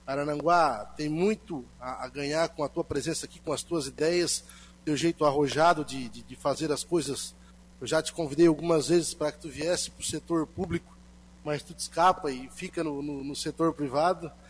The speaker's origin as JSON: {"language": "Portuguese", "town": "Tubarão", "region": "Santa Catarina", "country": "Brazil", "said": "sou de Tubarão, Santa Catarina."}